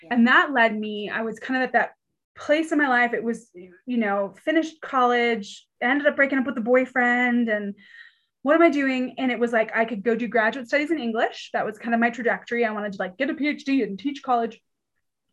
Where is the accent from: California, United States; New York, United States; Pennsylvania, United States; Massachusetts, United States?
California, United States; Pasadena; moved away as an adult; also born or lived in Georgia; now in Colorado, United States; I'm from California originally, the lovely city of Pasadena